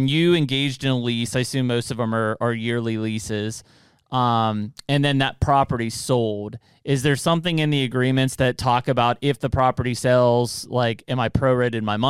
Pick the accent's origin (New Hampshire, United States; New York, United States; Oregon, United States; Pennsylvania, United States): Pennsylvania, United States; Western; when I grew up here in Western Pennsylvania